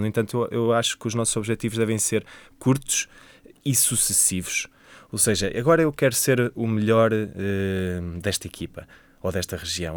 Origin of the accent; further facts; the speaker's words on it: Coimbra, Centro, Portugal; sou natural de Coimbra, tenho 29 anos